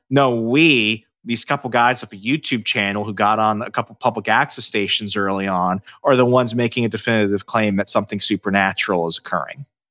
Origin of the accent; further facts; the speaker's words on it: Northern Virginia, United States; moved away as an adult; also born or lived in Alabama; I grew up in Northern Virginia for, uh, over ten, uh, m, more than ten years, two thousand eight to two thousand twenty-one until I moved